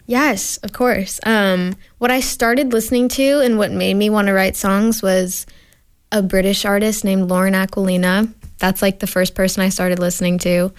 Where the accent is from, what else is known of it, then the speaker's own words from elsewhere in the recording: Sudbury, Massachusetts, United States; moved away as an adult; now in Nashville, United States; I grew up in Sudbury, Massachusetts my whole life